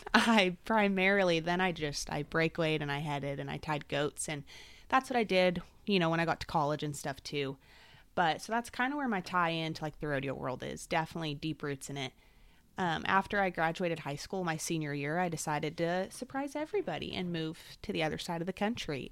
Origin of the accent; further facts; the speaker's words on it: Salinas, California, United States; moved away as an adult; also born or lived in Mississippi; I was born and raised in Salinas, California